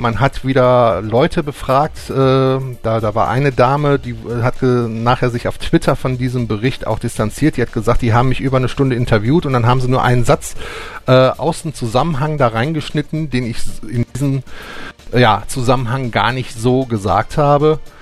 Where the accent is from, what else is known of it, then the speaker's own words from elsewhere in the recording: Germany; bei uns in Deutschland